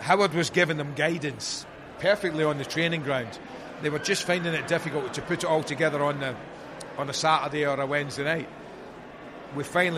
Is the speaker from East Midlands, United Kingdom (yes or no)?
no; Glasgow, Scotland, United Kingdom; moved away as an adult; also born or lived in Liverpool; when I got to Liverpool, I'm from Glasgow